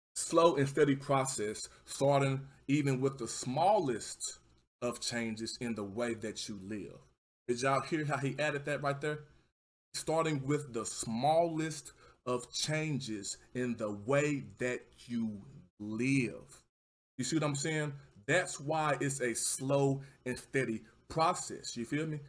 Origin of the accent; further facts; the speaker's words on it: Texas, United States; accent: southern; I'm from Texas